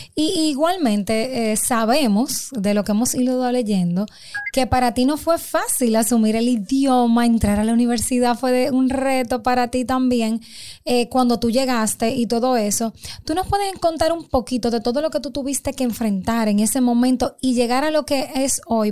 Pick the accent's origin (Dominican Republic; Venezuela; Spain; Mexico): Dominican Republic; un orgullo de nuestro país, tanto como dominicana